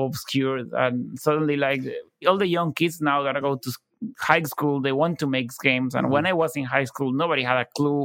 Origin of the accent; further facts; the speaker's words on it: Buenos Aires, Argentina; I was from Buenos Aires